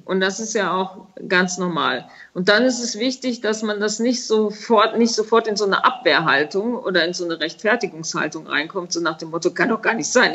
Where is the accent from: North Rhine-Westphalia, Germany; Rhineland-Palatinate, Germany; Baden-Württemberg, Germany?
Rhineland-Palatinate, Germany; Bad Neuenahr-Ahrweiler; habe ich nach dem Abitur ein Praktikum gemacht bei Apollinaris. Das war nämlich in meinem Heimatort äh, damals angesiedelt